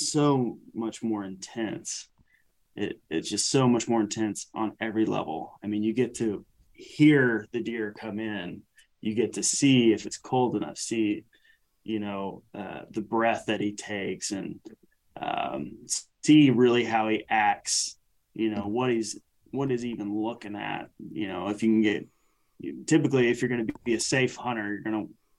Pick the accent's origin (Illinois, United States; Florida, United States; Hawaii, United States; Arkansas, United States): Arkansas, United States; Alma; we're from the South. We're part of that hunting community. The city of Alma literally has maybe 5,000 people in it